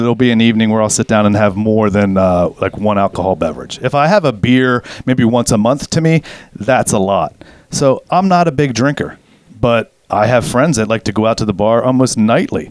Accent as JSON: {"language": "English", "country": "United States", "tie": "born or raised there", "said": "growing up in America as a kid"}